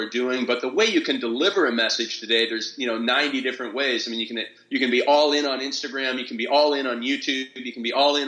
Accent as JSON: {"language": "English", "town": "Stratford", "region": "Ontario", "country": "Canada", "tie": "born or raised there", "said": "I grew up in Stratford, Ontario, and I say that because it's the same hometown as …"}